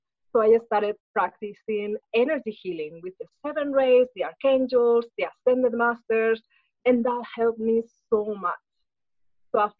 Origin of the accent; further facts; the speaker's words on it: Spain; moved away as an adult; now in Los Angeles, United States; I was born in Spain, so that's where I grew up, and I lived most of my life.